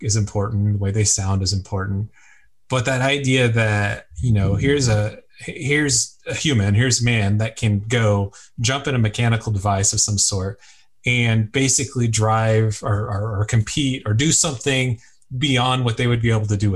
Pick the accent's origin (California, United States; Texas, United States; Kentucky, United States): Texas, United States; Houston; also born or lived in Philadelphia; I'm a Texas boy. I'm from Houston originally, and we've got space here